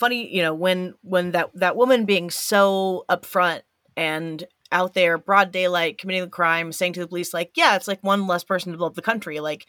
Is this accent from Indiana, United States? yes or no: yes; Evansville, Indiana, United States; Like I'm from Evansville, Indiana, which has like three of the major regional hospitals.